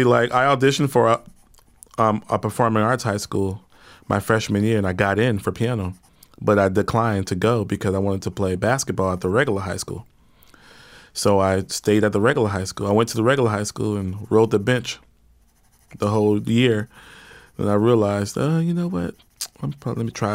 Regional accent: Houston, Texas, United States; moved away as an adult; also born or lived in New York City; I'm from Houston.

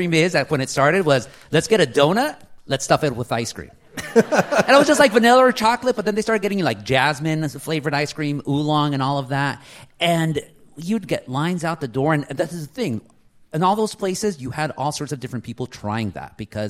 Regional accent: Anaheim, California, United States; Anaheim, my hometown

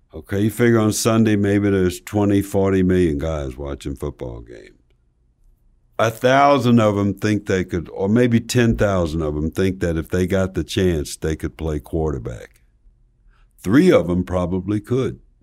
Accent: Slab Fork, West Virginia, United States; moved away; I'm from Slab Fork, West Virginia

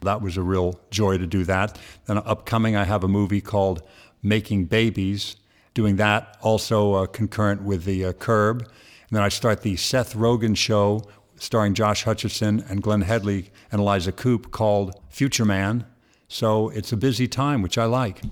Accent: Ireland; I'm from the old sod. I'm from Ireland

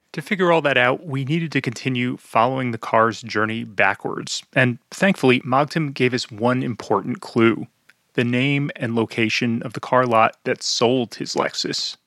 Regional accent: New Jersey, United States; my home state of New Jersey

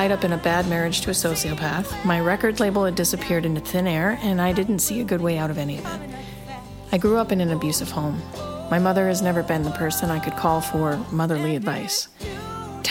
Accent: Northwest Ohio, United States; moved away; I'm from Northwest Ohio

